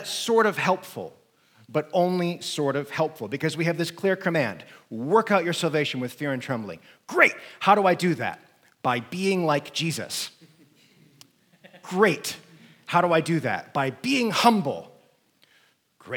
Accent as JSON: {"language": "English", "country": "United States", "said": "I'm an American"}